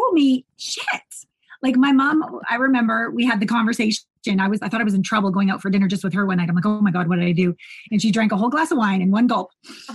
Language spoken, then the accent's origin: English; Canada; growing up in Canada